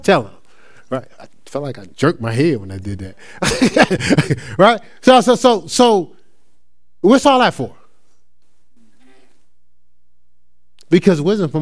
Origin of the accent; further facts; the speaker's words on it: Newark, New Jersey, United States; I'm still born and raised in Newark, New Jersey